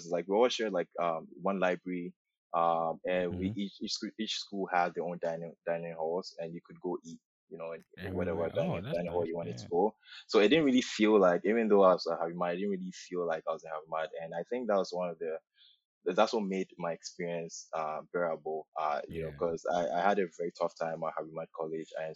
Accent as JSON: {"language": "English", "country": "Ghana", "tie": "born or raised there", "also_born_or_lived": "Los Angeles area, United States", "moved": "as an adult", "lives_now": "Toronto, Canada", "said": "So Ghanaian, born and raised in Ghana, lived there for 18 years."}